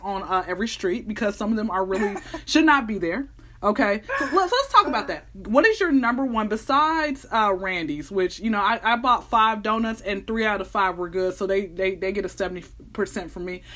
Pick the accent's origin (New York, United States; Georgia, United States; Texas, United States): Georgia, United States; Atlanta; I'm born and raised out here in Atlanta